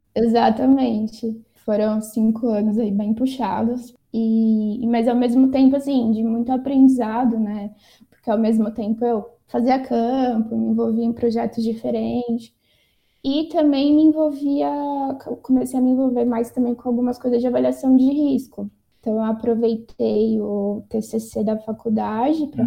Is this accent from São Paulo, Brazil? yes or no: yes; São Paulo, Brazil; also born or lived in Mato Grosso do Sul / Carapicuíba; eu cresci assim entre São Paulo, passei um pouquinho em Mato Grosso do Sul